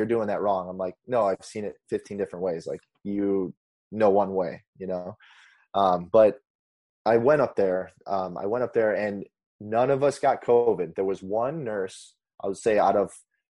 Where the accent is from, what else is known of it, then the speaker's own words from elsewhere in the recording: Indiana, United States; moved away as an adult; also born or lived in Chicago; now in California, United States; I'm from Indiana